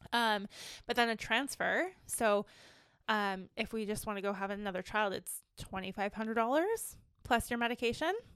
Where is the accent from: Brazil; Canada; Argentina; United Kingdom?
Canada; Ontario; now in British Columbia, Canada; I'm originally from Ontario